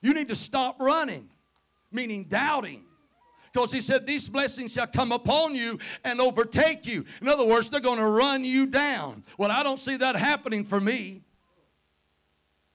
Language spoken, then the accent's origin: English; Covington County, Mississippi, United States; accent: Mississippi; moved away as an adult; now in Tippah County, United States; I'm originally from Covington County, need I say more? Live up there in Tippah County. We first moved up there 33 years ago